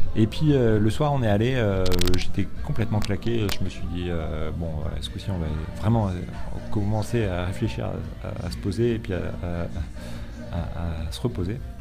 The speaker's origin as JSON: {"language": "French", "country": "France", "said": "en tant que Français"}